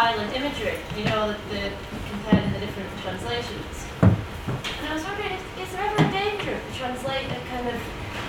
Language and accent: English; Manchester, North West England, United Kingdom; I'm from Manchester